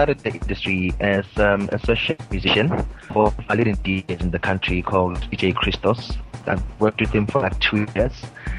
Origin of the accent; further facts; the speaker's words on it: Mpumalanga, South Africa; I'm from South Africa, from a province. called the Mpumalanga province, very close to Johannesburg, 29 years old